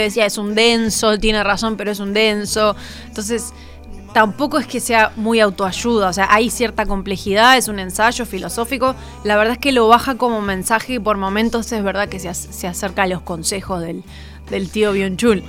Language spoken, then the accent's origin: Spanish; Uruguay; los uruguayos tenemos